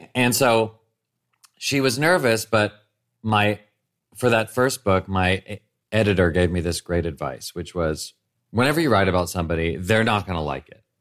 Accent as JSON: {"language": "English", "town": "Nashville", "region": "Tennessee", "country": "United States", "tie": "born or raised there", "moved": "yes", "said": "growing up in Nashville"}